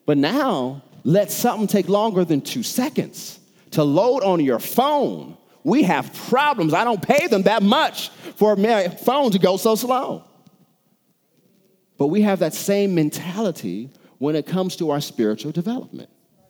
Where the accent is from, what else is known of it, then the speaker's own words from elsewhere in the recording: United States; I'm from America.